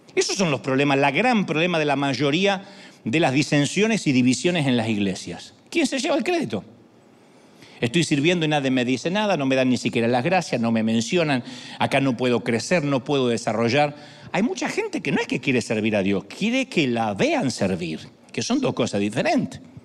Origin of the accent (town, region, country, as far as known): Argentina; now in United States